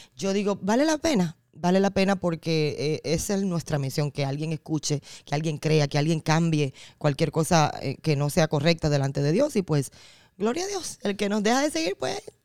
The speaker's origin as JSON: {"language": "Spanish", "country": "Dominican Republic", "tie": "born or raised there", "said": "en un concurso de voz que había en mi pueblo, en República Dominicana"}